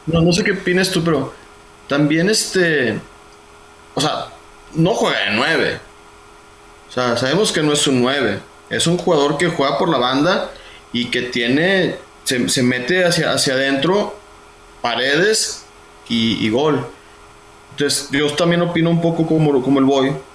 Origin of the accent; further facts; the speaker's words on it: Mexico; somos mexicanos, somos mexicanos